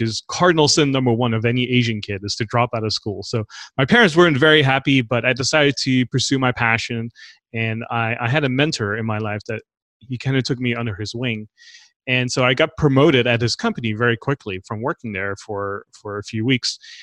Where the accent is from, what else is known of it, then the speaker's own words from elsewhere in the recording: Netherlands; moved away as an adult; also born or lived in Los Angeles; I grew up in the Netherlands